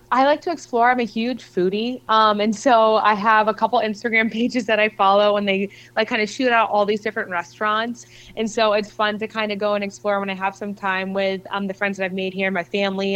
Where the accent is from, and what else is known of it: Philadelphia, Pennsylvania, United States; born or raised there; also born or lived in Arizona